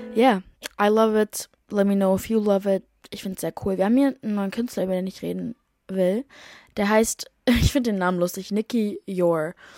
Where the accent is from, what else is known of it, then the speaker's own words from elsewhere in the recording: Berlin, Germany; moved away as an adult; now in London, United Kingdom; meine Heimat, aka Berlin